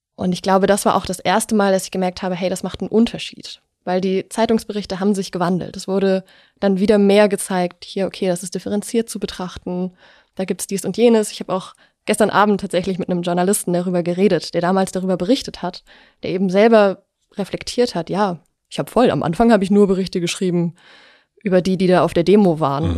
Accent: near Dresden, Saxony, Germany; ich bin in der Nähe von Dresden aufgewachsen

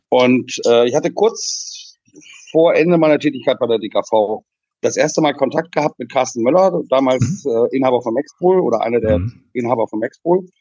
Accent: Friesland, near Jever, Lower Saxony, Germany; now in Netherlands; ich bin in Friesland geboren

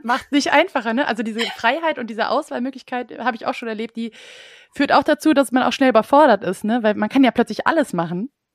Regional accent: Düsseldorf, North Rhine-Westphalia, Germany; moved away as an adult; now in Cologne, Germany; Ich bin ja Düsseldorferin

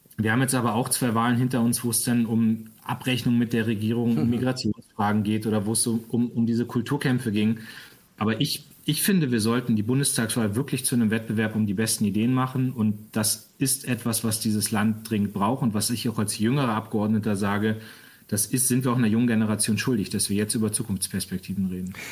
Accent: Lower Saxony, Germany; als Niedersachse

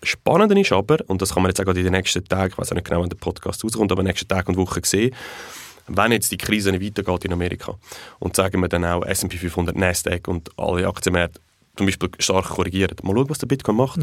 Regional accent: Switzerland; bei uns in der Schweiz

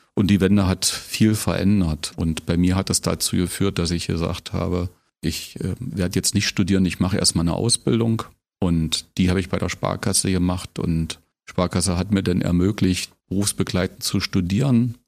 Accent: Köthen, Saxony-Anhalt, Germany; moved away as an adult; also born or lived in Bad Düben / Potsdam; now in Brandenburg an der Havel, Germany; das ist meine Geburtsstadt, da habe ich eine schöne Jugend und Schulzeit verbracht, aber meine Heimat ist Brandenburg an der Havel geworden. Aber ja, ich komme aus Köthen

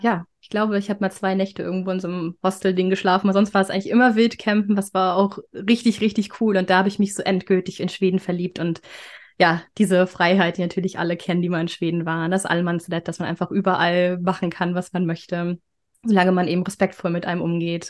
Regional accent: Flensburg, Schleswig-Holstein, Germany; moved away as an adult; also born or lived in Berlin; now in Stockholm, Sweden; ich komme ursprünglich aus Flensburg

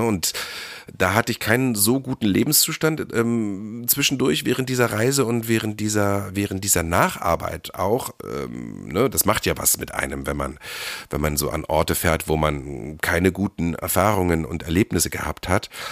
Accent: Germany; moved away; im Harz, da wo ich herkomme

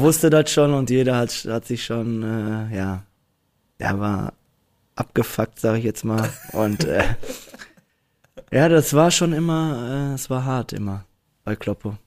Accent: Dortmund, North Rhine-Westphalia, Germany; Ich komme aus Dortmund-Ewingen auch noch und ich habe da auch noch gewohnt

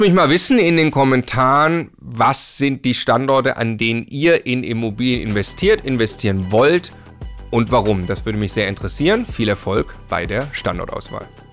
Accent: Stuttgart, Baden-Württemberg, Germany; moved away as an adult; now in Munich, Germany; ich komme ursprünglich aus Stuttgart

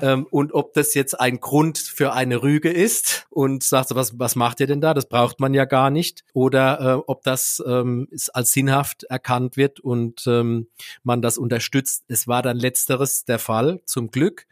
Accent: Neustadt an der Weinstraße, Rhineland-Palatinate, Germany; meine Heimatstadt, in der ich auch geboren und aufgewachsen bin

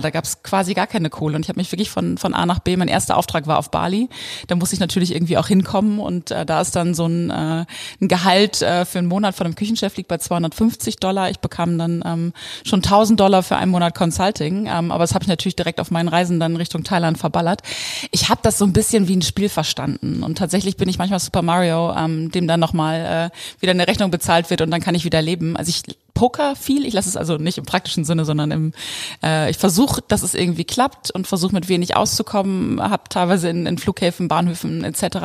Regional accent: East Frisia, Lower Saxony, Germany; moved away; also born or lived in Texas; ich bin ja in der Einöde Ostfrieslands aufgewachsen

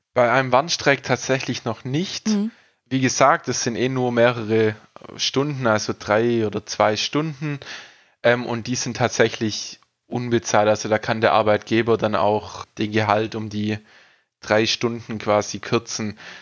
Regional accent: Ostalbkreis, Baden-Württemberg, Germany; Ich bin aus dem Ostalbkreis quasi, aus dem Landkreis

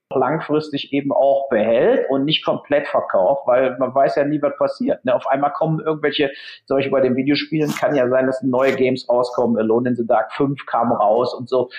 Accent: Germany; der Matthias und ich als Deutsche

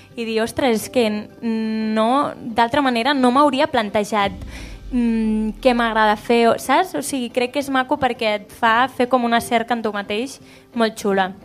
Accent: Constantí, Catalonia, Spain; Soc de Consentí

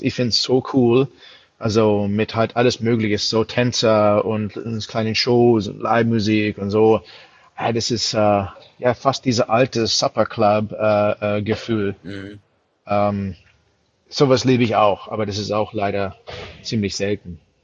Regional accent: United States; German is a second language; moved away as an adult; also born or lived in London; now in Germany; als Amerikaner

